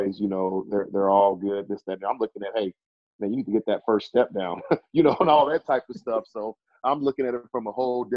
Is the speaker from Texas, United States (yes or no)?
yes; Irving, Texas, United States; We're all from Irving